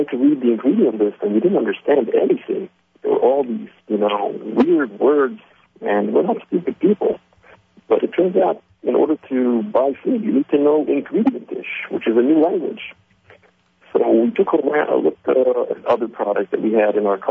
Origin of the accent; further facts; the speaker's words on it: New Jersey, United States; also born or lived in Israel; I was actually born in Israel, raised in New Jersey, so I'm half American, half Israeli